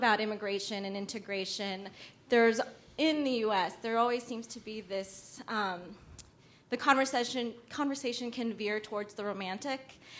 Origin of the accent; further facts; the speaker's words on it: United States; I also was born here